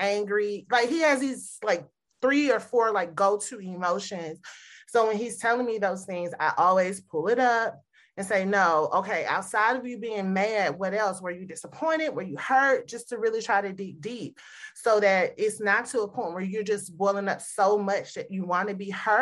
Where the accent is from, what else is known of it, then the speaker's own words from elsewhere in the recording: the South, Southern United States, United States; I grew up in the Southern household